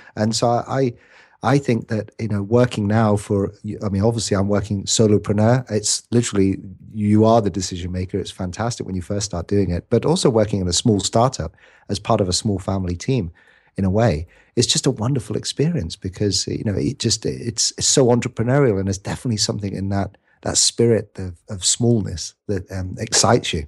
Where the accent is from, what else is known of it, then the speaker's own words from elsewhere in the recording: United Kingdom; I'm a Brit. I'm a scrawny little Brit